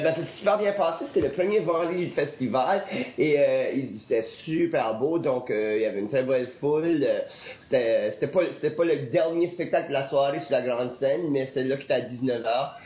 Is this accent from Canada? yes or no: yes; Acadia, Canada; j'ai vécu ça par chez nous en Acadie